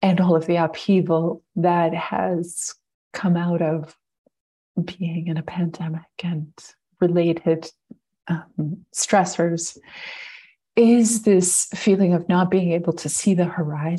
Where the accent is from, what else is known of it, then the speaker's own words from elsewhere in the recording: Montreal, Quebec, Canada; also born or lived in British Columbia; now in Ontario, Canada; I grew up in Montreal, so it's kind of like a big full circle move.